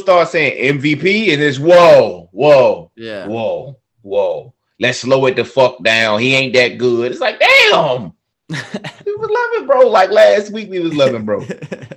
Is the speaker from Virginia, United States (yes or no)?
yes; Newport News, Virginia, United States; I'm from Newport News, Virginia